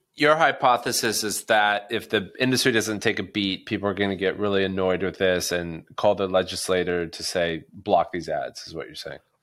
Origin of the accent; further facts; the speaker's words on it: United States; as an American